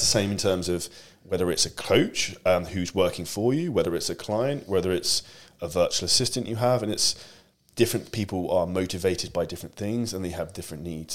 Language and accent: English; United Kingdom; I'm obviously British